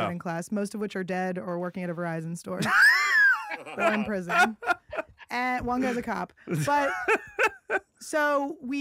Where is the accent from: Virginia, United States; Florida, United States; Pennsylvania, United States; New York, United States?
Pennsylvania, United States; Philadelphia; I'm from Philly